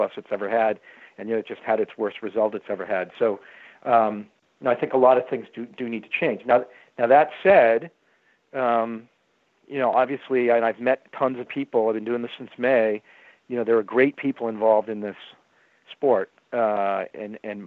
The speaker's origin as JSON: {"language": "English", "town": "Boston", "region": "Massachusetts", "country": "United States", "tie": "born or raised there", "said": "I happen to love the Bruins growing up because I grew up in the Bobby Orr era, and if you grew up in when Bobby Orr was a player here"}